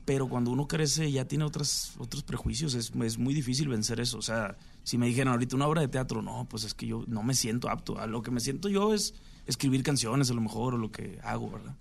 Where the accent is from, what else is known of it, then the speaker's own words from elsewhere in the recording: Sinaloa, Mexico; yo soy de Sinaloa también